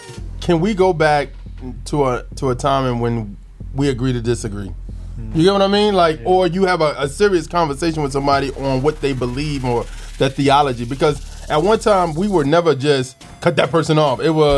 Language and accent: English; United States; It's like, now, it sounds like you're hurting my constitutional rights as an American.